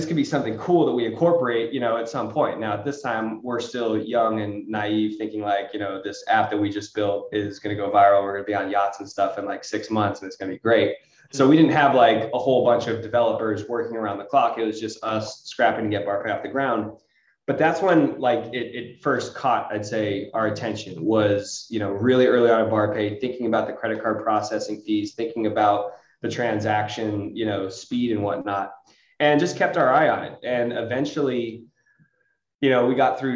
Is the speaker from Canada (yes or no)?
no; Los Angeles, California, United States; I was from the Los Angeles area